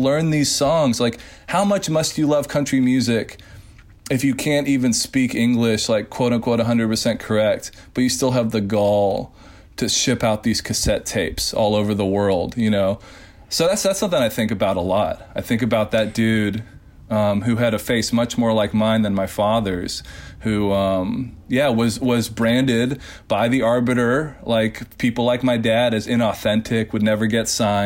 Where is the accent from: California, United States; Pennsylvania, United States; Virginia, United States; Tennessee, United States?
Tennessee, United States; Nashville; now in Portland, United States; growing up in Nashville